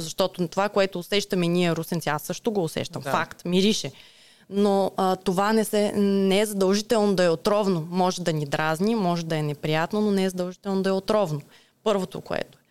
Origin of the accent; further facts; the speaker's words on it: Ruse, Ruse Province, Bulgaria; Аз съм от Русе, да. Тук съм родена, тук съм израснала